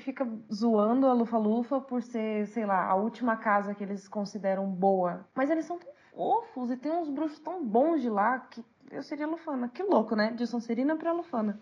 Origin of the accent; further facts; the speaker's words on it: São Paulo, Brazil; eu sou de São Paulo.